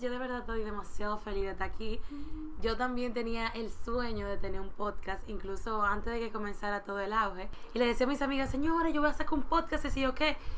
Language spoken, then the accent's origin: Spanish; Dominican Republic; como sociedad dominicana nosotros